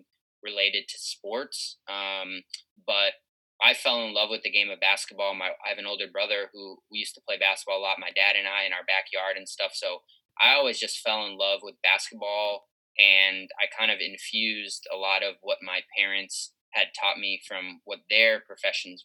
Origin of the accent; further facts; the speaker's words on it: Boston, Massachusetts, United States; moved away as an adult; also born or lived in Madison, Wisconsin; I grew up in Boston, went to Madison, Midwest for college, then came back to Boston